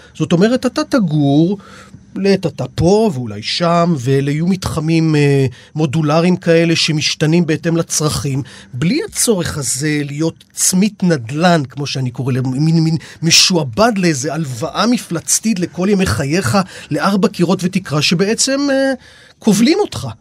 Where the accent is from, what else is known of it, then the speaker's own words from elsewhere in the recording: Rishon LeZion, Central District, Israel; אני מראשון